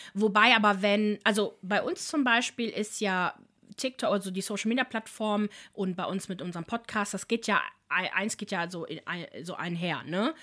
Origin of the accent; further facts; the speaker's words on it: Italy; ich bin ja selber Italienerin